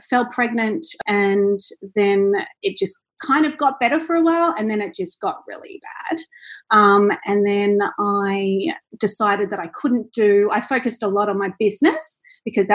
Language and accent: English; Central Coast, New South Wales, Australia; moved away as an adult; now in Gold Coast, Australia; I'm originally from the Central Coast and I'm in Gold Coast now